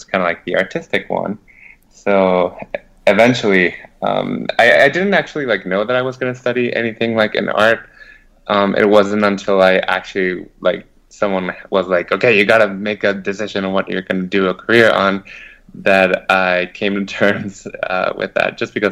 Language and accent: English; Mexico City, Mexico; moved away as an adult; I come from Mexico City. I was born and raised there